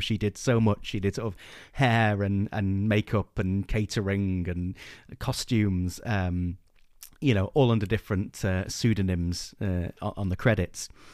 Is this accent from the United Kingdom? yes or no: yes; England, United Kingdom; we're English